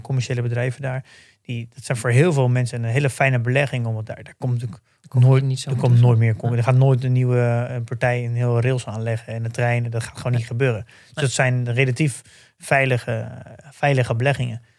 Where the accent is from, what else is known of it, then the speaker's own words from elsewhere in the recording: Netherlands; als Nederlanders